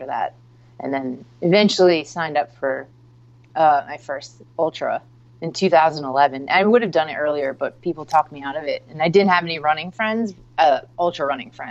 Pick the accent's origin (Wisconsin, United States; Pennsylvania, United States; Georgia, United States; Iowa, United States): Pennsylvania, United States; West Chester; moved away as an adult; also born or lived in Brooklyn, New York; I grew up in Westchester, Pennsylvania